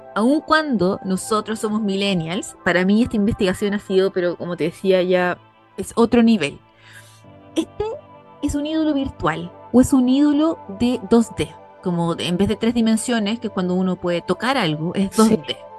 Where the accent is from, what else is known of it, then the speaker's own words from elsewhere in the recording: Santiago, Santiago Metropolitan Region, Chile; moved away as an adult; also born or lived in Dublin, Ireland; now in Isle of Man; yo como santiaguina